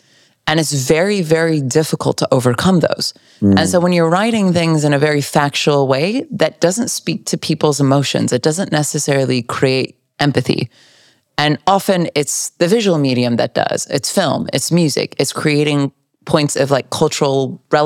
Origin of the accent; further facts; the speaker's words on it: California, United States; I'm here smiling as a Californian.